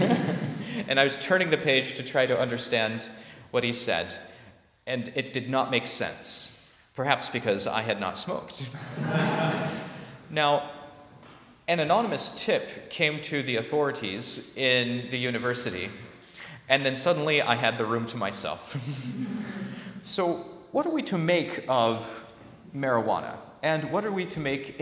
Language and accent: English; California, United States; I'm from California